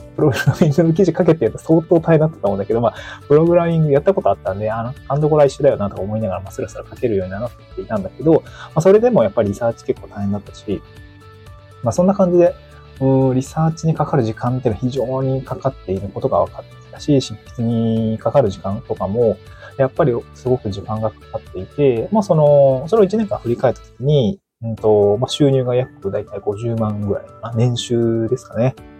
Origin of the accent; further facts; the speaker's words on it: Niigata, Japan; moved away as an adult; also born or lived in Aomori / Tokyo; now in Awaji Island, Japan; 僕は出身が新潟なんですけど、まあ、新潟を出て大学青森に行って、就職で東京に行って